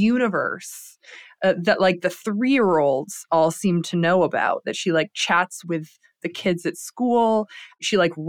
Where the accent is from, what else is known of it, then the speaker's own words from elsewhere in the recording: Lansing, Michigan, United States; I grew up in Lansing, Michigan, in a kind of a working class family.